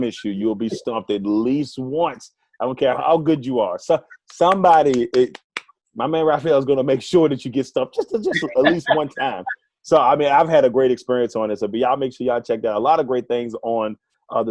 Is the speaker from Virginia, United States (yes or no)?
yes; Amelia County, Virginia, United States; my hometown team colors are green and gold in Amelia County